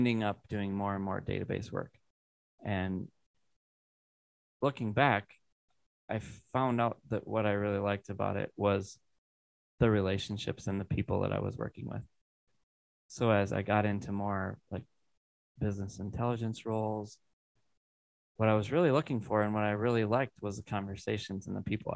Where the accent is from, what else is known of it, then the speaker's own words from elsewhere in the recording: Iowa, United States; moved away as an adult; now in Wisconsin, United States; I grew up in Iowa, very rural area.